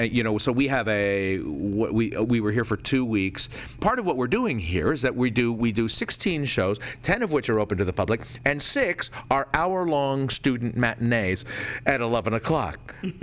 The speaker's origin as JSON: {"language": "English", "region": "California", "country": "United States", "said": "I'm from California, and I've known that all my life."}